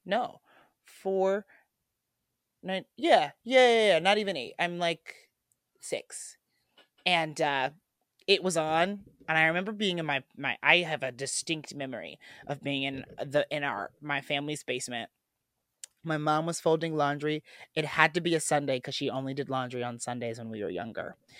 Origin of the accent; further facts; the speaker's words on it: Midwest, United States; as a boy growing up in the Midwest